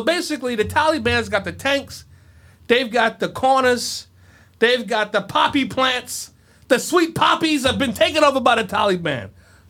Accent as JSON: {"language": "English", "town": "Scranton", "region": "Pennsylvania", "country": "United States", "said": "So when I first came to D.C., I wore a shirt without an undershirt because I was from Scranton"}